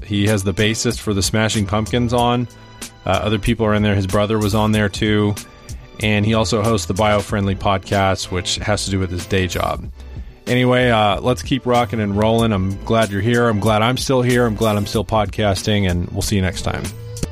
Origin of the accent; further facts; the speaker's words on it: Tulsa, Oklahoma, United States; growing up in Tulsa